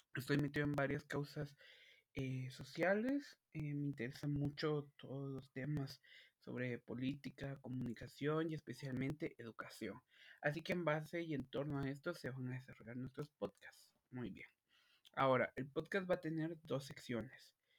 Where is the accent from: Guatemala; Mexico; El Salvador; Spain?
Guatemala; yo soy de Guatemala